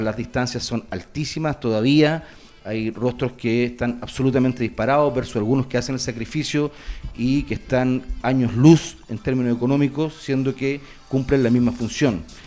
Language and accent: Spanish; Valparaíso, Chile; yo soy de región de Valparaíso